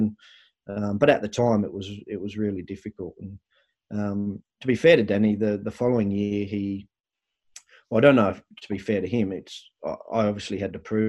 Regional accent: Australia; moved away as an adult; I'm from Australia

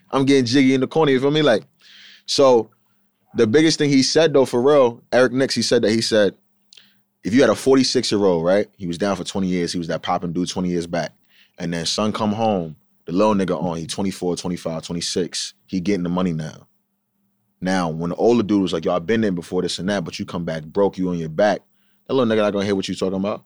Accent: Huntington Station, New York, United States; I'm from Huntington Station

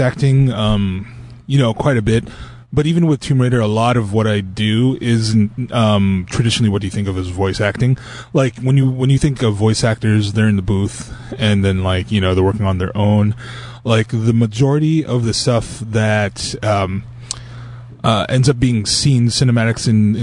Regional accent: Long Beach, California, United States; I'm Filipino, right? So where I grew up in Long Beach was a very Filipino neighborhood

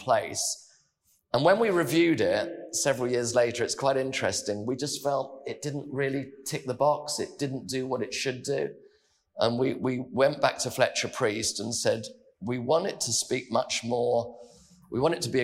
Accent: London, United Kingdom; as a Londoner

